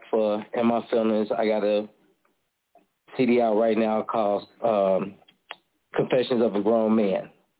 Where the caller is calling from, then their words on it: Chicago, Illinois, United States; I'm calling from Chicago. … from Chicago.